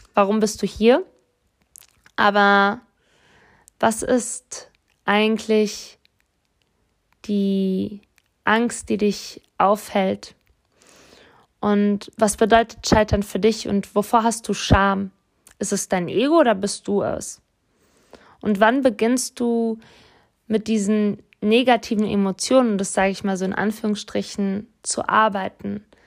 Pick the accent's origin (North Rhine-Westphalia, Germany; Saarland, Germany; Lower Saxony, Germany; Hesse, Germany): Hesse, Germany; Offenbach am Main; ich bin in Offenbach groß geworden